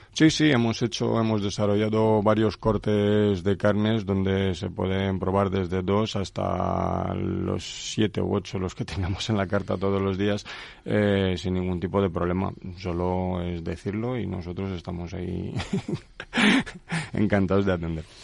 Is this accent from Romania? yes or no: yes; Craiova, Dolj, Romania; Spanish is a second language; moved away as an adult; also born or lived in Tordesillas, Spain; now in Spain; Yo soy de Rumanía. Soy de una maravillosa ciudad que se llama Craiova. Nací ahí hace 44 años y desde hace 19 años pues eh, vivo aquí en España.